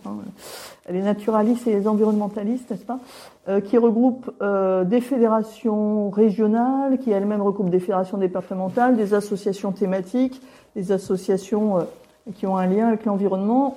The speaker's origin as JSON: {"language": "French", "town": "Nantes", "region": "Pays de la Loire", "country": "France", "lives_now": "Angers, France", "said": "je suis de l'Ouest, hein, je suis de Nantes, d'origine. Ah, sécheresse de 76, j'avais 6 ans"}